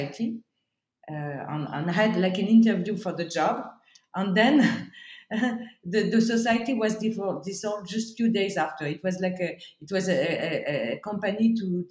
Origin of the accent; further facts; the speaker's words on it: Strasbourg, Grand Est, France; English is a second language; moved away as an adult; now in Paris, France; I did most of my studies in my hometown, Strasbourg in Alsace, in the east of France